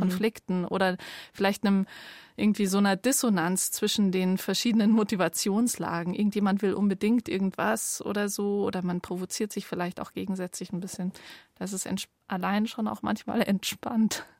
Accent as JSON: {"language": "German", "region": "Bavaria", "country": "Germany", "tie": "born or raised there", "also_born_or_lived": "Munich", "said": "ich bin nicht im Allgäu aufgewachsen, auch in Bayern"}